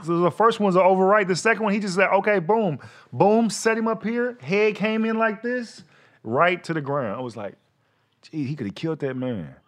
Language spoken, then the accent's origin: English; Fort Worth, Texas, United States; moved away as an adult; also born or lived in Gardena, California; I was raised in Fort Worth, Texas.